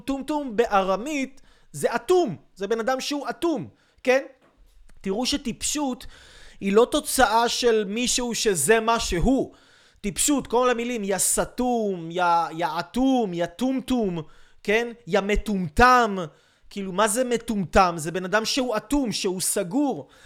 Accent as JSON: {"language": "Hebrew", "country": "Israel", "said": "אני יהודי, אני ישראלי, אני, אני מדבר עברית"}